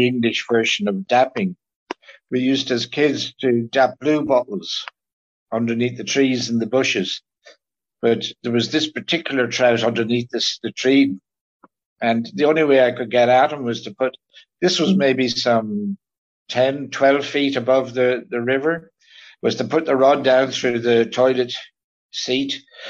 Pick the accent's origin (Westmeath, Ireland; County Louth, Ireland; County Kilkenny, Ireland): County Kilkenny, Ireland; Growing up in North Kilkenny on what was then a very prolific small trout stream